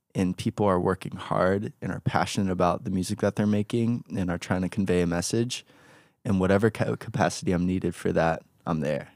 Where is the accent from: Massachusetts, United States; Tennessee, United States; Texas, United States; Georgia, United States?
Georgia, United States; Atlanta; born in Atlanta, Georgia, half Korean, got a big family